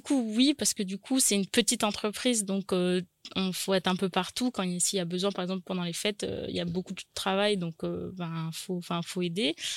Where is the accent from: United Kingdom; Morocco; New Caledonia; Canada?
New Caledonia; Nouméa, South Province; née à Nouméa, j'ai grandi à Nouméa